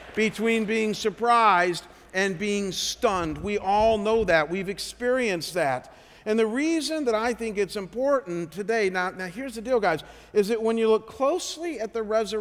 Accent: Cleveland, Ohio, United States; moved away as an adult; Before I came here, I was at a church just out of Cleveland, Ohio, my hometown, called Chagrin Falls

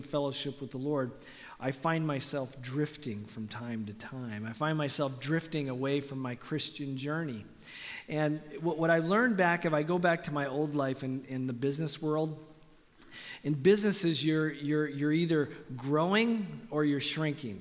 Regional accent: Canada; moved away; I'm Canadian

